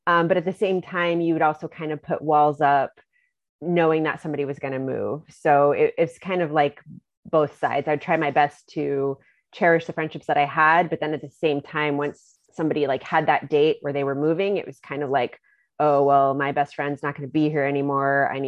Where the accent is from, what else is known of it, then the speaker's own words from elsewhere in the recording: Germany; also born or lived in Virginia, United States; Um, did most of my growing up in Germany. That was ages 10 to 18.